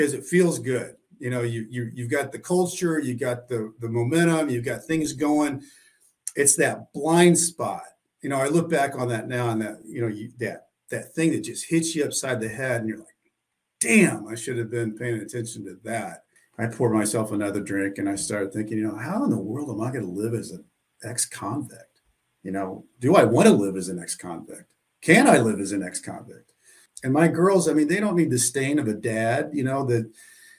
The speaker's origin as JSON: {"language": "English", "region": "Southwest Missouri", "country": "United States", "tie": "born or raised there", "said": "I grew up in Southwest Missouri, a small town. It's about three hours from St. Louis, down in kind of a hillbilly country"}